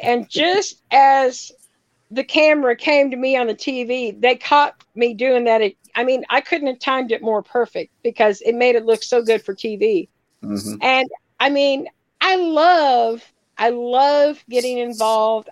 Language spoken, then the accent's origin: English; Kansas, United States; moved away; I'm from Kansas originally, so I was not very far from Kansas City